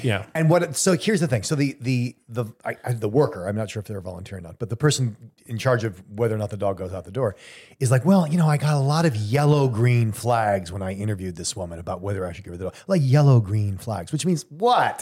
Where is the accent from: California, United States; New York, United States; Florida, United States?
California, United States; Southern; moved away; I grew up in Southern California. We were always comfortable.